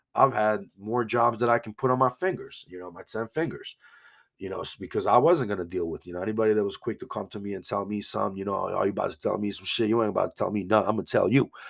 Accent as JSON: {"language": "English", "town": "Banja Luka", "region": "Republika Srpska", "country": "Bosnia & Herzegovina", "tie": "born or raised there", "moved": "yes", "said": "I used to tell people I'm from Bosnia"}